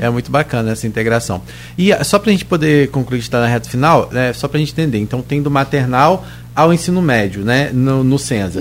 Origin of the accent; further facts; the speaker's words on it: São João da Barra, Rio de Janeiro, Brazil; Eu falo São João da Barra sempre que sou lá de Gruçaí